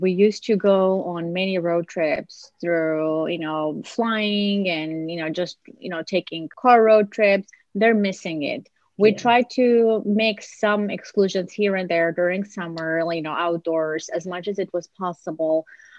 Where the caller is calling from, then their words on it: Los Angeles, California, United States; I am in LA, Los Angeles, okay. California.